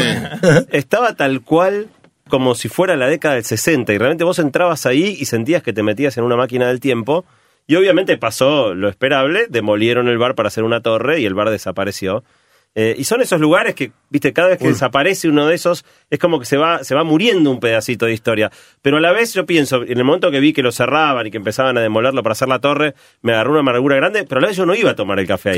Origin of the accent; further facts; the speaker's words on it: Argentina